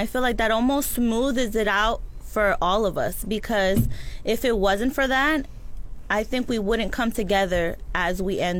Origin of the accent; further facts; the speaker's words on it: Orlando, Florida, United States; I came here originally from Orlando.